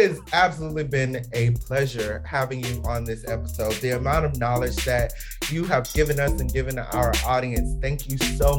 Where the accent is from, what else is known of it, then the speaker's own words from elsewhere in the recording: Atlanta, Georgia, United States; moved away; we are originally from the Atlanta area.